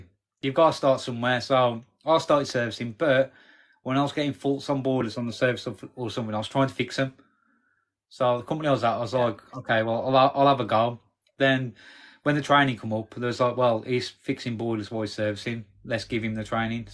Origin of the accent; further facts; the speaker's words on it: Wednesbury, West Midlands, United Kingdom; now in Walsall, United Kingdom; I grew up in Wensbury.